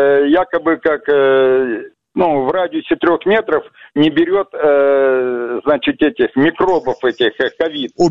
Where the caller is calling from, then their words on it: Vladivostok, Primorsky Krai, Russia; я, я вам говорю, я из Владивостока.